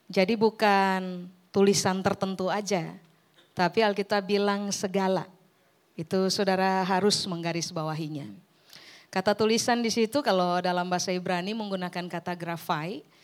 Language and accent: Indonesian; Ambon, Maluku, Indonesia; now in Surabaya, Indonesia; saya orang Ambon yang sudah menetap di Surabaya seribu tahun terakhir.